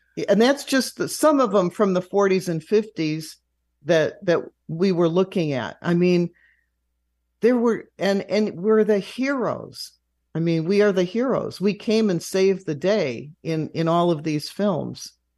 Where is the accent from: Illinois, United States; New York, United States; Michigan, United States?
Illinois, United States; Chicago; as a youngster growing up in Chicago